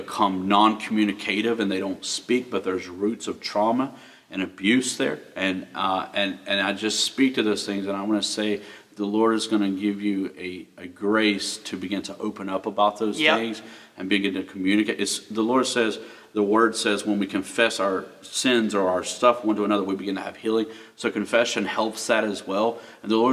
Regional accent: Florida, United States; now in West Virginia, United States; I grew up in Florida, hot.

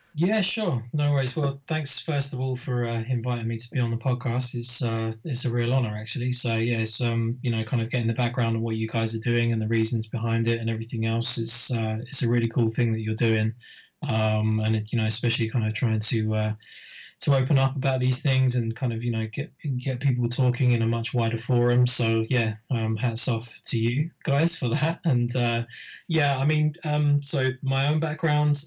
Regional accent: United Kingdom; I was putting on shows locally in my in my hometown, um, which is a, a, kind of a shire town just north of London

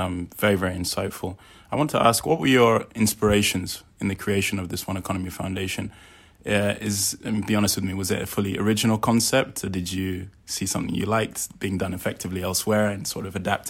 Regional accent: Nigeria; I mean, I'm Nigerian myself, so I know the sort of pitfalls of African institutions.

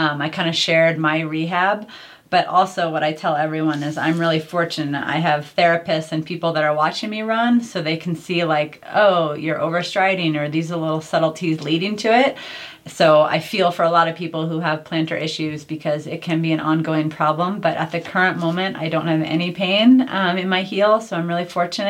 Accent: New York, United States; moved away; I'm originally from New York

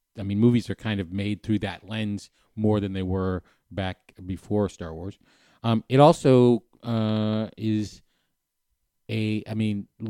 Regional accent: East Coast, United States; growing up on the East Coast, of a certain age

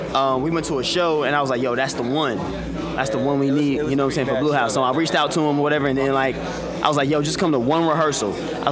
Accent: Charlotte, North Carolina, United States; Yo, we all from Charlotte, North Carolina.

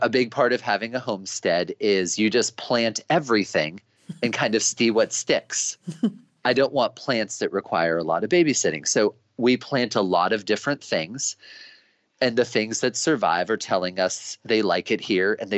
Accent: United States; growing up as an American

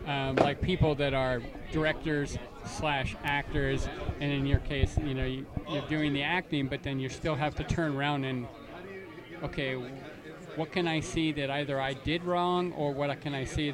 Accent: Canada; I was raised in Canada

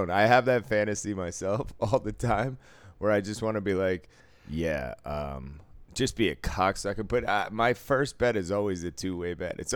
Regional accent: Boston, Massachusetts, United States; I was saying from Boston, where we invented bribery in this country

